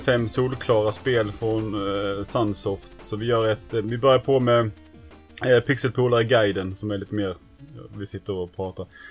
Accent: Näsum, Skåne, Sweden; när jag var liten bodde i Näsum så fanns det ingen pizzeria där i Näsum

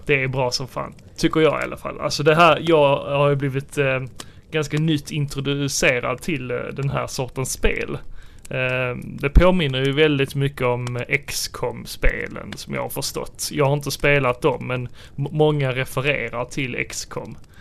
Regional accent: Sweden; vi som svenskar

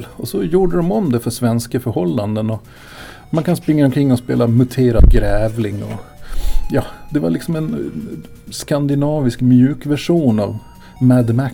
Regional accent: Gotland, Sweden; moved away as an adult; född tidigt 70-tal. Så jag är uppvuxen där fram till jag flyttade kring 2000.

